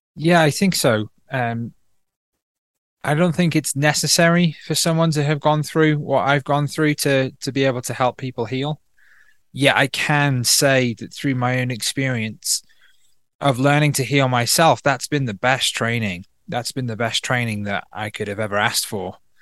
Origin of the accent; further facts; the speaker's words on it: North Wales, United Kingdom; also born or lived in Manchester / London / Berlin, Germany; now in Peru; I grew up in North Wales